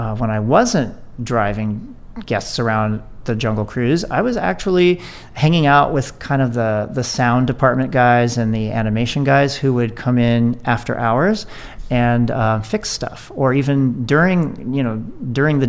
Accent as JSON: {"language": "English", "town": "Phoenix", "region": "Arizona", "country": "United States", "tie": "born or raised there", "moved": "as an adult", "lives_now": "Anaheim, United States", "said": "I grew up in Phoenix and was an Arizona kid all the way through"}